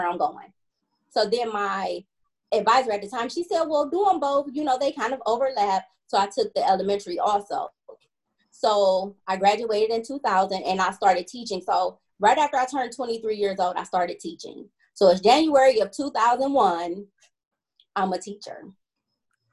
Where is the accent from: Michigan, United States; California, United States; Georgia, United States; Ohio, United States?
Ohio, United States; Cleveland; born and raised in Cleveland, product of the Cleveland Metropolitan School District